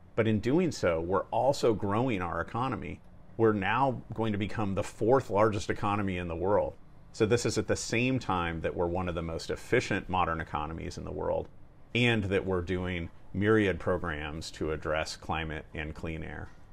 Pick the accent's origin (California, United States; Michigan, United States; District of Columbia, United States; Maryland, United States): California, United States; Napa; I grew up in Northern California, in a small town called Napa